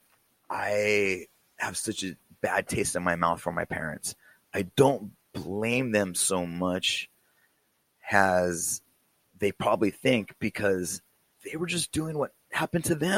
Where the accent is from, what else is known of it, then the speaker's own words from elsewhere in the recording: California, United States; I grew up in California